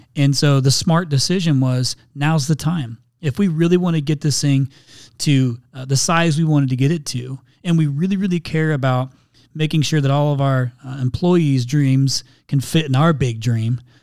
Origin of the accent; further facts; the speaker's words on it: Indiana, United States; moved away as an adult; now in Phoenix, United States; I'm from Indiana originally, so I grew up on a big old corn and soybean farm